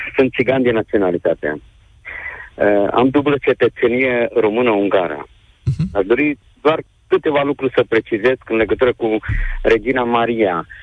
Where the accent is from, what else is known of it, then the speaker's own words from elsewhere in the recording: Târgu Mureș, Mureș County, Romania; sunt din Târgu Mureș